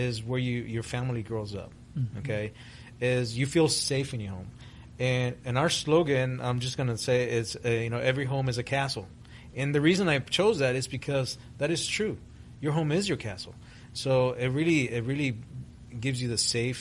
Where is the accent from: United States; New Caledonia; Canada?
United States; Miami, Florida; English is a second language; also born or lived in Guatemala; I was born in Central America, in Guatemala, was raised in Miami, Florida. When I arrived in the States in 1975, I had no English